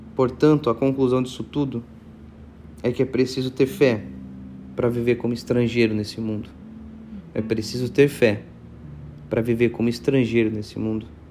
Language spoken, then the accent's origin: Portuguese; Joinville, Santa Catarina, Brazil; moved away as an adult; now in Itajaí, Brazil; eu moro aqui em Itajaí, Santa Catarina, nasci em Joinville